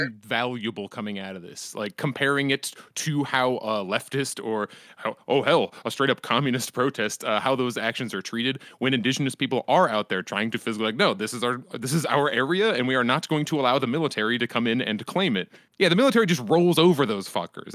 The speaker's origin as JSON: {"language": "English", "country": "United States", "said": "as an American"}